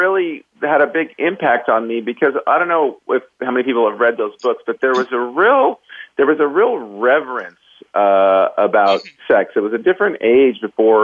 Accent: Los Angeles, California, United States; I am from California. I grew up in the L.A. area

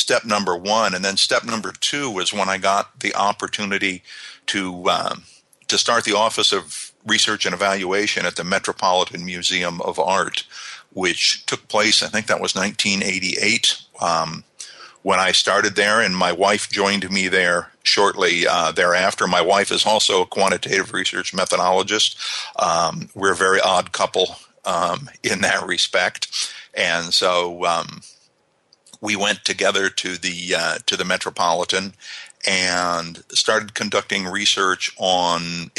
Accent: United States; moved away as an adult; also born or lived in South Island, New Zealand; now in New Zealand; I'm not a Kiwi. I'm an American. I'm a Yank.

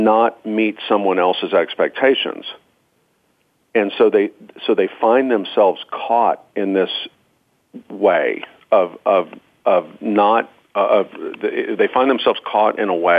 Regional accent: Georgia, United States; I'm from Georgia.

